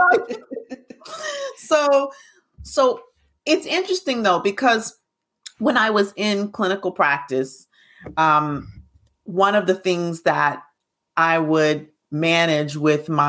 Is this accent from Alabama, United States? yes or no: yes; Alabama, United States; I grew up in Alabama.